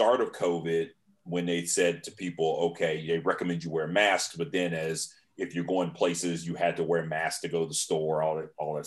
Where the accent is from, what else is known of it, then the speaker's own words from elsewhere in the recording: Virginia, United States; I'm from Virginia.